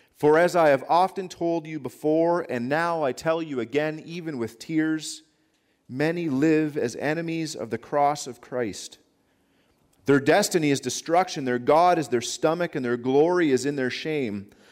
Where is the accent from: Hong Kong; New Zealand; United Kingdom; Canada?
Canada; I'm a Canadian citizen.